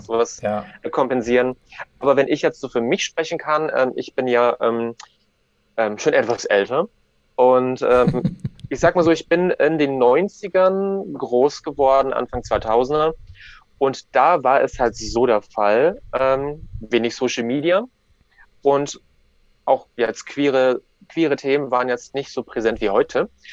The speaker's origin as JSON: {"language": "German", "town": "Ribnitz-Damgarten", "region": "Mecklenburg-Vorpommern", "country": "Germany", "tie": "born or raised there", "said": "Ich bin in Ribnitz-Dammgarten geboren"}